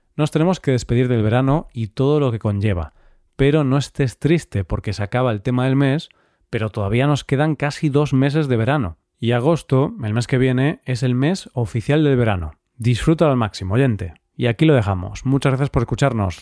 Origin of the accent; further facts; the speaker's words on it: Galicia, Spain; sobre todo en mi tierra, aunque se come también en el resto de España, es el pulpo a la gallega